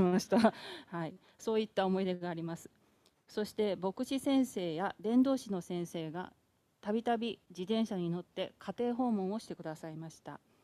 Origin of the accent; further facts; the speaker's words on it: Yao, Osaka, Japan; accent: Kawachi dialect; moved away; 私は大阪府で生まれ結婚まで八尾市で過ごしました